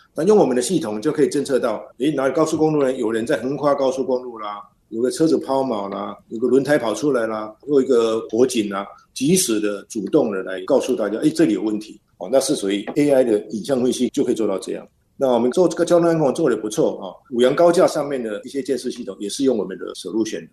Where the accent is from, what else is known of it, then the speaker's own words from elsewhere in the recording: Taiwan; 我们台湾人